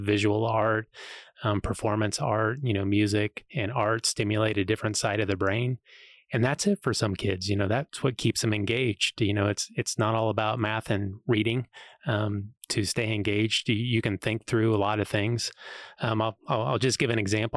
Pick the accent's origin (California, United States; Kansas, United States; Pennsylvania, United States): Kansas, United States; Ellsworth; also born or lived in Missouri; now in Manhattan, United States; I was, grew up in Ellsworth